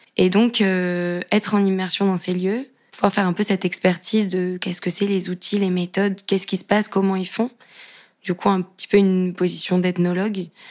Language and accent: French; Cahors, Occitania, France; J'ai grandi dans une, euh, petite maison, euh, dans une petite ville qui s'appelle Cahors, dans le Lot.